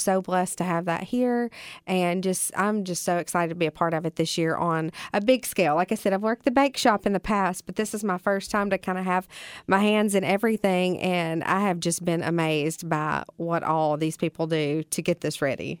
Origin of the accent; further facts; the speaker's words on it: Bolivar, Tennessee, United States; moved away as an adult; also born or lived in Murfreesboro, Tennessee; now in Jackson, United States; I'm from Bolivar